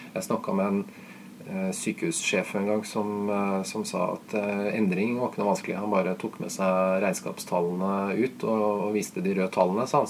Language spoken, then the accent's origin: Norwegian; Norway